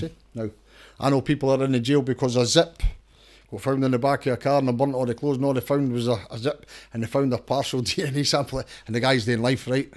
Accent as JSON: {"language": "English", "area": "Danderhall", "region": "Scotland", "country": "United Kingdom", "tie": "born or raised there", "said": "I come from Dander Hall originally"}